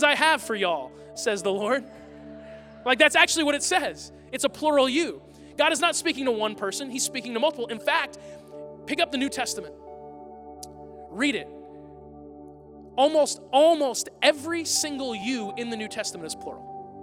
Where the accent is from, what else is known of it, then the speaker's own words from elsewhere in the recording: United States; American Christians